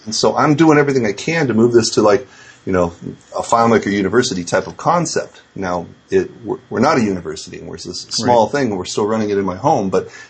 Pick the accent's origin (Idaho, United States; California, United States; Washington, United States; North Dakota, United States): California, United States; San Francisco; I grew up in San Francisco. That's my hometown.